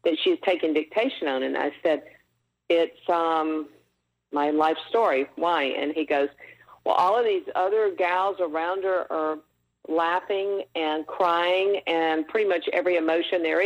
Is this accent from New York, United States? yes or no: no; Mississippi, United States; moved away; also born or lived in Los Angeles; growing up in Mississippi during that time and era